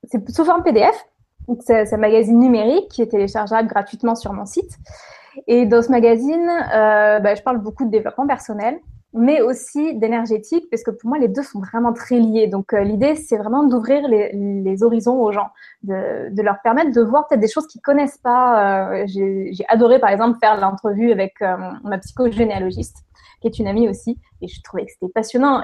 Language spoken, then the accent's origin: French; Lorraine, Grand Est, France; also born or lived in Toulouse, France / southern France; now in Quebec, Canada; je suis née en Lorraine, effectivement, donc dans l'est de la France. J'ai passé, on va dire, les presque 20 dernières années dans le sud de la France, dont les 10 dernières à Toulouse